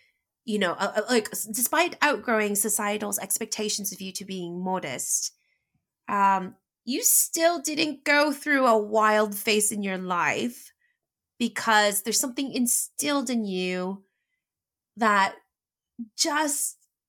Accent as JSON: {"language": "English", "town": "Los Angeles", "region": "California", "country": "United States", "accent": "valley girl", "second_language": "English", "said": "my exaggerated accent was valley girlish, like almost kind of a little bit like mine right now, because I was from LA, you know. I learned English"}